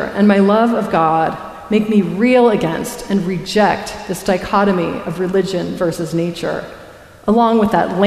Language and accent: English; Colorado, United States; I grew up in Colorado, a frontier town on the edge of the Great Plains